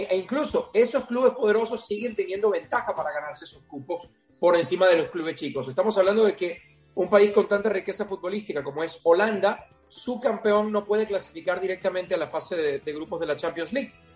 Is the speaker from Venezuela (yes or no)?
yes; Venezuela; cuando yo crecí como, un niño en Venezuela